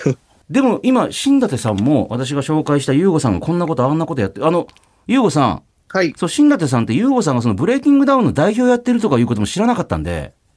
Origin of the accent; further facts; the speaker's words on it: Kumamoto, Japan; 私、総口の地元熊本